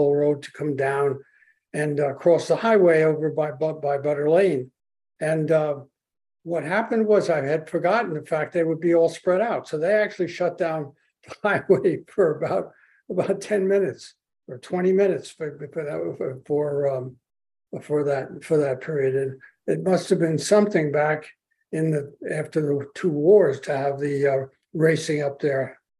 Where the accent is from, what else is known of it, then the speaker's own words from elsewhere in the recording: Millburn, New Jersey, United States; I'm from Jersey as well.